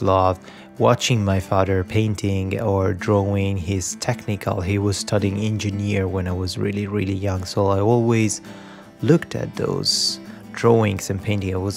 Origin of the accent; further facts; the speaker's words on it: Rome, Lazio, Italy; moved away as an adult; now in Vancouver, Canada; So I'm Italian. I was born in Italy, Rome. I lived in Italy until I was 28. Then I decided to move to Vancouver